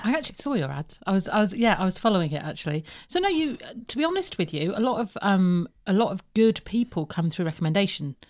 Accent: Birmingham, West Midlands, United Kingdom; also born or lived in Plymouth; I am from Plymouth, but I was brought up in Birmingham

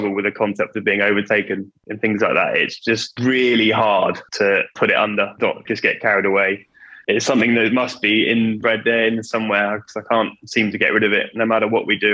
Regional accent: Kingswear, South West England, United Kingdom; I've grown up in Devon. You know, I was born in Torbay Hospital and lived in Kingswear for my whole life

